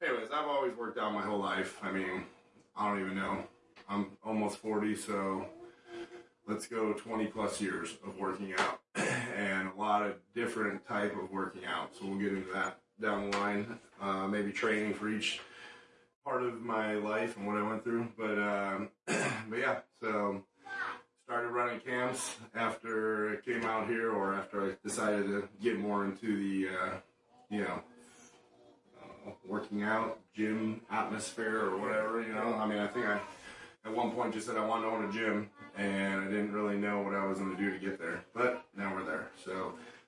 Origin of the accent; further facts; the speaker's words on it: Chicago, Illinois, United States; I grew up in Chicago